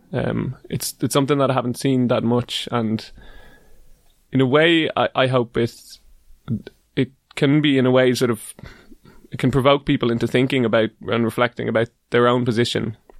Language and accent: English; Dublin, Leinster, Ireland; first language English; I'm from Dublin, uh, the capital capital city